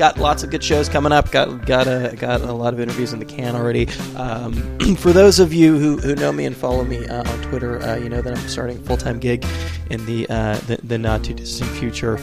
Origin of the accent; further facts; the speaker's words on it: California, United States; I'm from California, but, you know, I didn't grow up in, like, Santa Cruz or something like